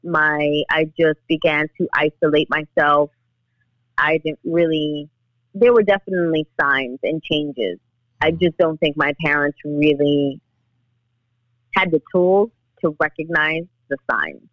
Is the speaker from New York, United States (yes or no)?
yes; New York City, New York, United States; I grew up in the Bronx. I live here in the Bronx